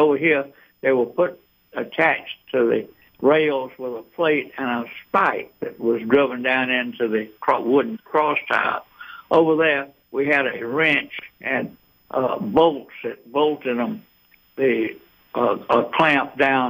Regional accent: Eden, United States; now in Atlanta, United States; Well, I grew up in Eden, but I'm and been in Atlanta since 1953, so I'm an Atlantan.

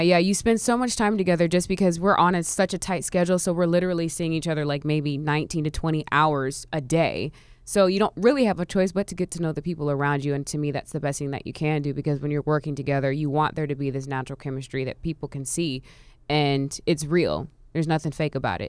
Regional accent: Orlando, Florida, United States; now in Atlanta, United States; I'm actually originally from Orlando

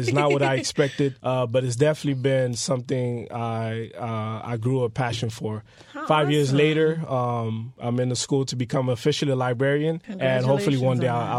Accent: North Miami, Florida, United States; also born or lived in Port-au-Prince, Haiti; so I was born in Haiti. I was born in Port-au-Prince. I came over to the United States when I was 6 years old. So I was raised here in America in the best city, as we call it, North Miami. Best district, District 4.

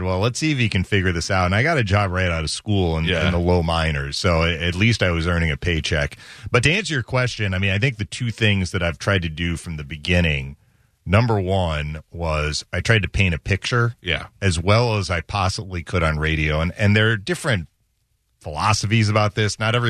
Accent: Boston, Massachusetts, United States; moved away; grew up in the Boston area

